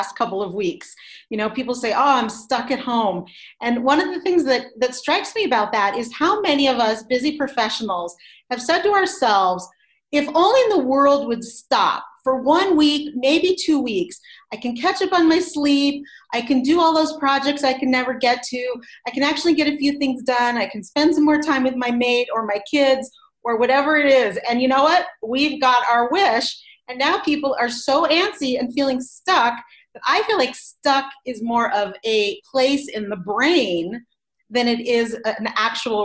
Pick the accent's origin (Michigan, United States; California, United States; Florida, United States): California, United States; Los Angeles; moved away as an adult; now in Boulder, United States; I'm originally from Los Angeles, where I was born and raised